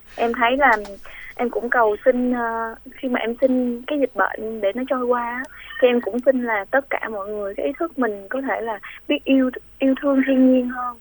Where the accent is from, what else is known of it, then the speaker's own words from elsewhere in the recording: Vinh Long, Vietnam; moved away; quê em ở vĩnh long